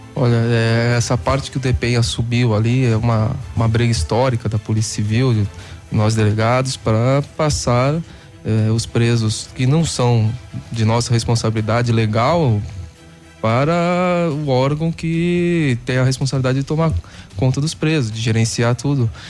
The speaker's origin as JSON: {"language": "Portuguese", "town": "Santos", "region": "São Paulo", "country": "Brazil", "also_born_or_lived": "Curitiba", "moved": "as an adult", "lives_now": "Paraná, Brazil", "said": "sou de Santos"}